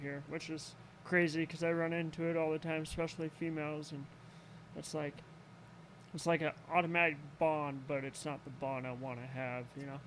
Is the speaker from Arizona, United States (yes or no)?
yes; Arizona, United States; also born or lived in Greenwood, Indiana; I'm originally from Arizona.